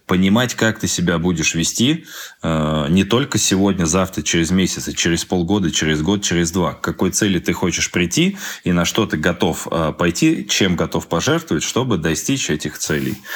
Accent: Moscow, Russia; also born or lived in Krasnoyarsk; Сам я москвич

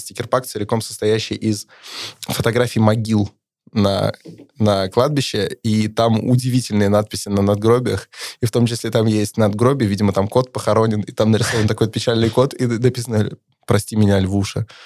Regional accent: Kirov Oblast, Russia

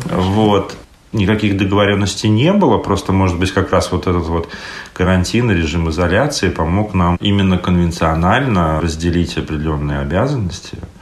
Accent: Saint Petersburg, Russia; moved away as an adult; also born or lived in Estonia; now in Tallinn, Estonia; мне 41, я из Питера, также живу в Эстонии приехал для работы, решил остаться

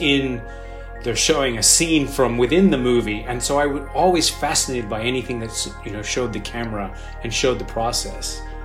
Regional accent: Sydney, New South Wales, Australia; moved away; also born or lived in Los Angeles; I actually grew up in Sydney, Australia. Um, mm. I was born in Los Angeles, but I moved there when I was five, and I uh, lived there with my family for about 13 years

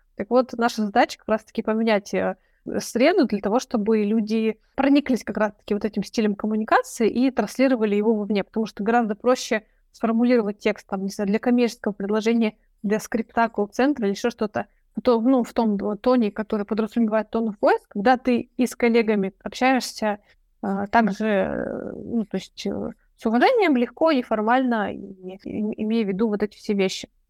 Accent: Chelyabinsk, Chelyabinsk Oblast, Russia; moved away as an adult; now in Moscow, Russia; я сама из Челябинска

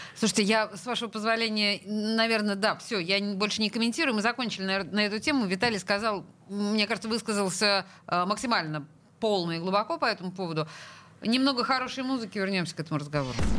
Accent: Saint Petersburg, Russia; Я в пятом поколении петербурженка.

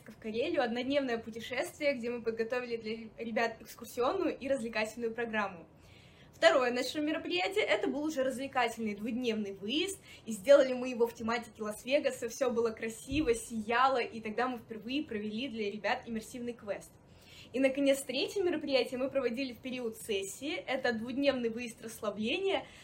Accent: Primorsky Krai, Russia; moved away as an adult; also born or lived in Saint Petersburg; я родом из Приморского края, поэтому жить не могу без моря и своей стаб-доски.

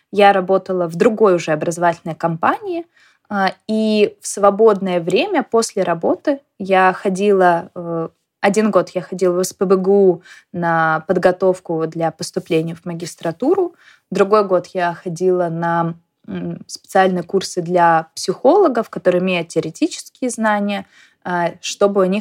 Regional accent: Saint Petersburg, Russia; now in Moscow, Russia; Поэтому я из Петербурга переехала в Москву, а, потому что это была моей мечтой.

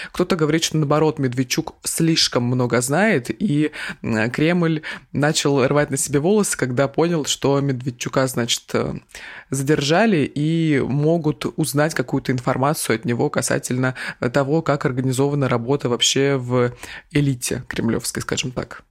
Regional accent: Krasnoyarsk, Krasnoyarsk Krai, Russia; я из Красноярска

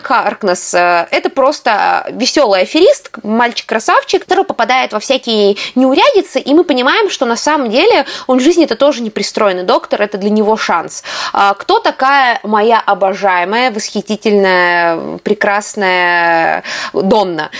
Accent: Russia; мы же из России

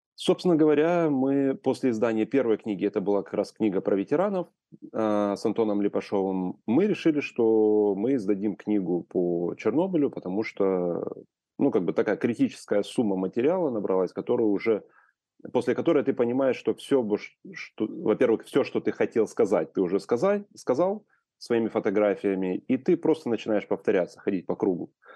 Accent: Ukraine; moved away as an adult; also born or lived in Kyiv; я вырос в Украине и прожил до 2012 года в Украине

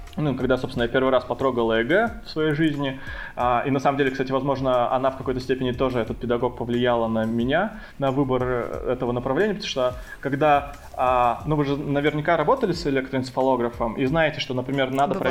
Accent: Chita, Zabaykalsky Krai, Russia; moved away as an adult; also born or lived in Tomsk; now in Sochi, Russia; Я сам не из Томска, я приехал э, вообще туда из Читы э, поступать, и, соответственно, там и остался

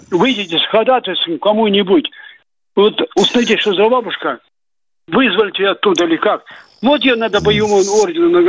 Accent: Kharkiv, Kharkiv Oblast, Ukraine; now in Saratov, Russia; Я, я, я в Саратове живу, а вообще-то ваш э, земляк по Харькову.

